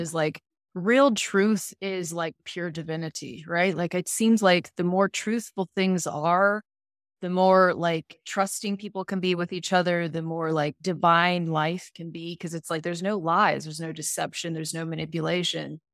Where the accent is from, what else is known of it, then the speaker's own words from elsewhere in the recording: Salt Lake City, Utah, United States; I was born in Salt Lake